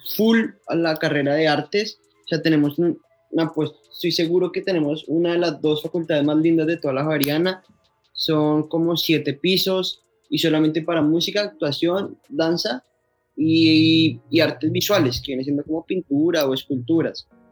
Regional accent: Bogotá, Colombia; Yo soy de Bogotá, yo soy rolo, rolo

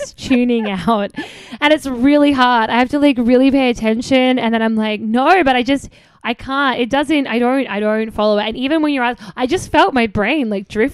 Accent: Australia; moved away; I'm Australian.

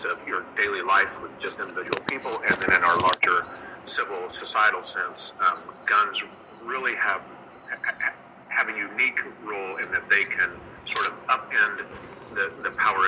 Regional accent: United States; If you're a young American boy who receives a rifle or shoots with his father, as I did

